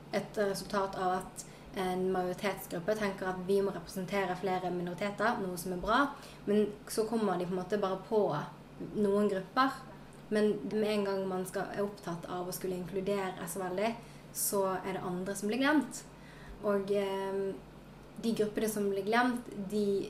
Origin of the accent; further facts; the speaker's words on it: Sotra, Vestland, Norway; also born or lived in South Korea; jeg kommer fra Sotra utenfor Bergen.